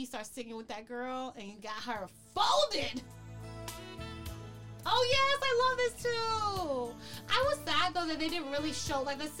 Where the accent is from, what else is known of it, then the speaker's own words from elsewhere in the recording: New York, United States; I grew up in New York and we have a huge Italian population